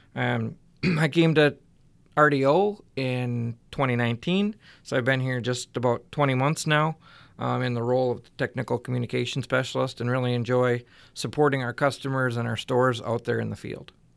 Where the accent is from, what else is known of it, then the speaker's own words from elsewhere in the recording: West Central Minnesota, United States; I grew up in West Central Minnesota on a small dairy farm